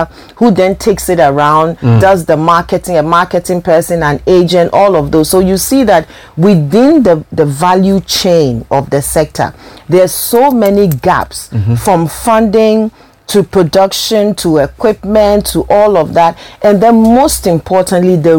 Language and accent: English; Ghana; me being Ghanaian, even the big players wouldn't pay attention because I was, you know, from Ghana